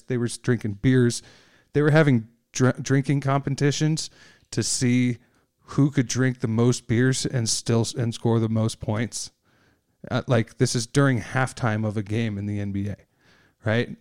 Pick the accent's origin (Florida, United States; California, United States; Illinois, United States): Illinois, United States; Oak Park; moved away; I grew up in Oak Park, um, which is a, the first suburb west of the city